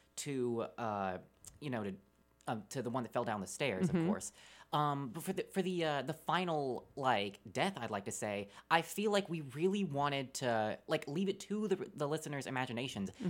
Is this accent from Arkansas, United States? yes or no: yes; Pangburn, Arkansas, United States; I am from Pangburn, Arkansas